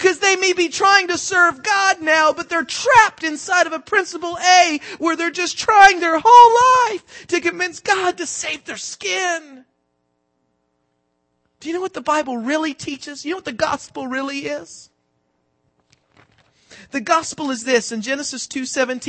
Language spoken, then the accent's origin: English; the South, United States; I'm from the South